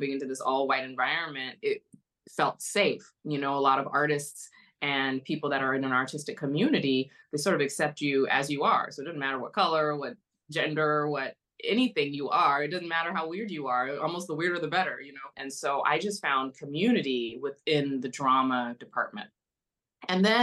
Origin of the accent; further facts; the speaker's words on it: Los Angeles, California, United States; also born or lived in San Clemente, California; I'm born and raised in LA. I was born at UCLA Medical. I grew up in Koreatown